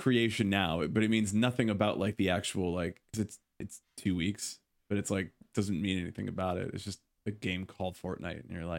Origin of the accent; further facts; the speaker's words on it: Chicago, Illinois, United States; we're from Chicago.